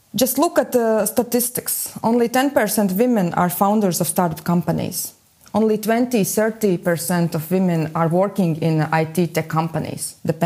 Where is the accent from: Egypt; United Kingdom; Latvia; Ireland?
Latvia; Riga; I am from Latvia, from Riga